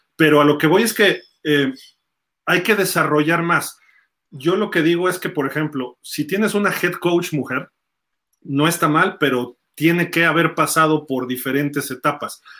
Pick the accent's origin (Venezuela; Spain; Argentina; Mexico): Mexico; de México